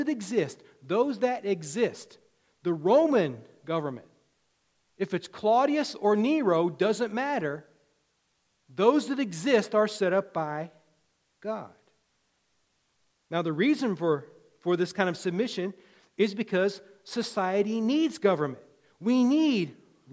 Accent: Virginia, United States; When I was a kid growing up in Virginia

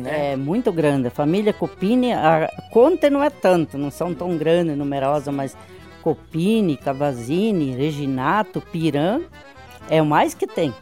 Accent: São Brás, Paraná, Brazil; also born or lived in Ponte Serrada, Santa Catarina; Eu tinha cinco anos, faz 69 anos que nós viemos de, de Santa Catarina pro Paraná, e daqui nós não saímos.

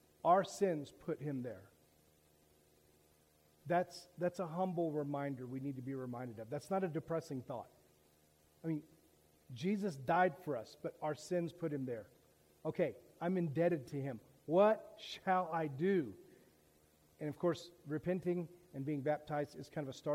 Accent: Daytona Beach, Florida, United States; I grew up in Daytona Beach

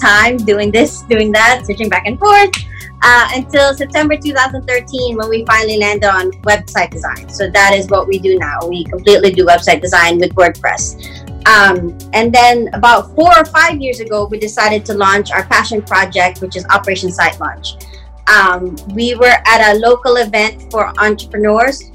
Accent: Philippines; now in Washington, D.C., United States; I'm originally from the Philippines

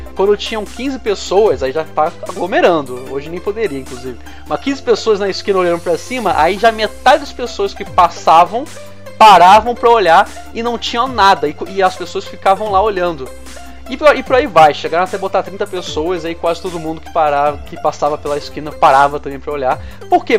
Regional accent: Rio de Janeiro, Brazil; Eu, como sou do, do Rio

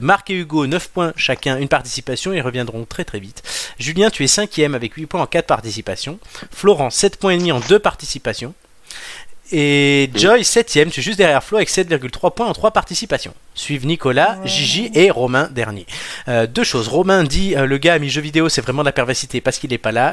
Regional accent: near Mugello, Tuscany, Italy; du Mugello, qui sont donc quasiment de là d'où je viens

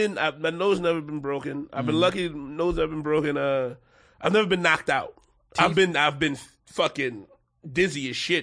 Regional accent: Philadelphia, Pennsylvania, United States; I'm from Philly. I'm from South Philly specifically.

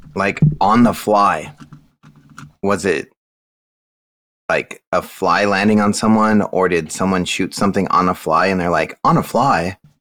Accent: California, United States; moved away; I'm from California

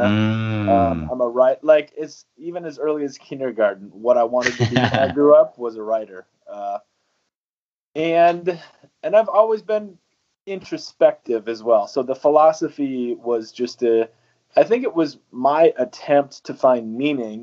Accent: North Dakota, United States; I grew up in North Dakota, which is in the Central Plains in the very northern part of the United States.

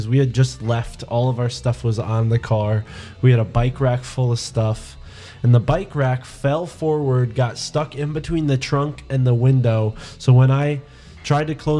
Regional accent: New England, United States; we're from New England

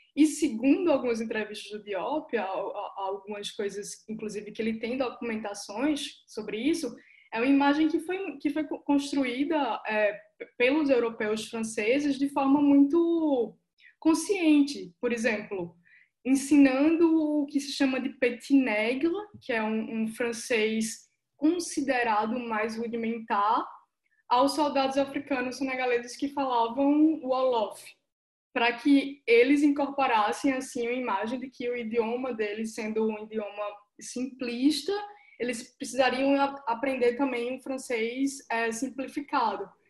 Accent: João Pessoa, Paraíba, Brazil; first language Portuguese; now in São Paulo, Brazil; que moro em São Paulo, que nasci em João Pessoa, que sou nordestina

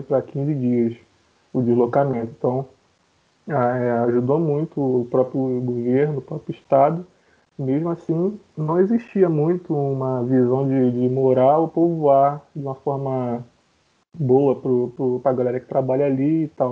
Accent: Duque de Caxias, Rio de Janeiro, Brazil; sou morador, fui criado, nasci aqui em Caxias

